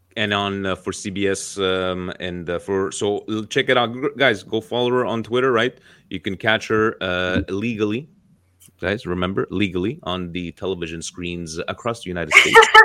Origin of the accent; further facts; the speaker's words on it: Canada; my home country of Canada